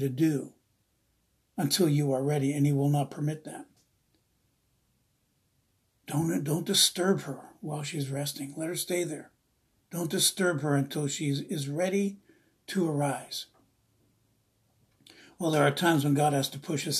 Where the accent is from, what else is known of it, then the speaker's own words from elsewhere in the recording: East Coast, United States; now in Redding, United States; I'm from the East Coast, I'm Italian